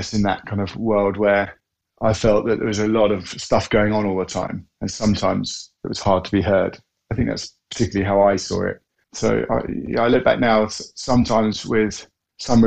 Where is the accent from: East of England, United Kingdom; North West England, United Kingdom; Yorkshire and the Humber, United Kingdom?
East of England, United Kingdom; Norfolk; I grew up in Norfolk, one of four sons